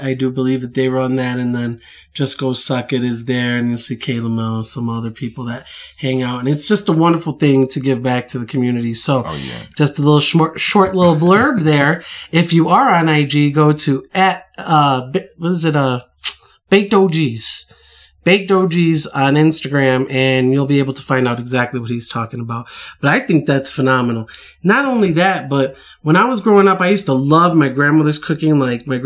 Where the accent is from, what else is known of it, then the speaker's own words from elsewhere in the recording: Chicago, Illinois, United States; I'm from Chicago